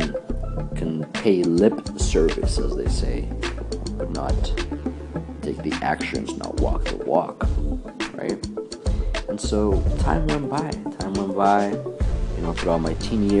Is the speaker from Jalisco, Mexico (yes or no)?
no; Mexico City, Mexico; I was born and raised in Mexico City